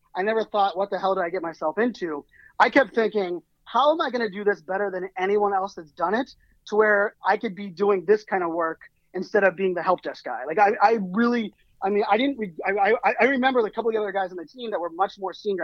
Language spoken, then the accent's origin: English; Pittsburgh, Pennsylvania, United States; moved away; I grew up in Pittsburgh, Pennsylvania, and you know, uh, even some of my family that are still there, they've never left the city or the state